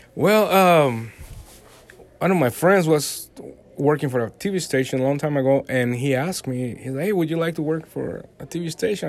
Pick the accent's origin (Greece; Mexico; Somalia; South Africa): Mexico; Veracruz; English is a second language; moved away as an adult; also born or lived in Mexico City, Mexico; now in Dallas, United States; I actually live in Veracruz, where it's like the coast uh-huh. of uh, the Gulf of Mexico, and we, I, we used to play uh, soccer there and baseball and all